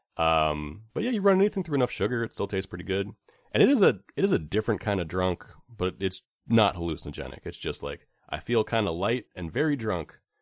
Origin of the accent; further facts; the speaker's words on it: Bay Area, California, United States; growing up in the Bay Area